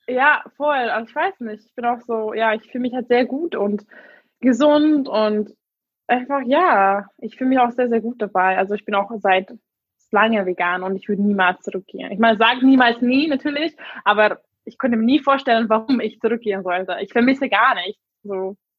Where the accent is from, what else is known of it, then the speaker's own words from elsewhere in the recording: Hungary; first language English and Hungarian; German is a second language; moved away as an adult; now in Berlin, Germany; Ursprünglich komme ich aus Ungarn, ähm, aber ich bin mit Englisch und Ungarisch aufgewachsen.